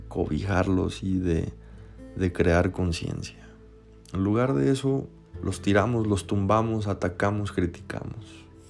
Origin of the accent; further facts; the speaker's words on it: Mexico; Aquí localmente, en mi país México